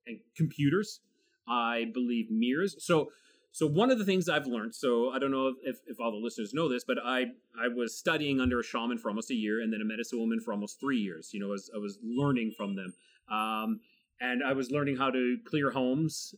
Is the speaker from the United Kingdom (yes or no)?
no; Canada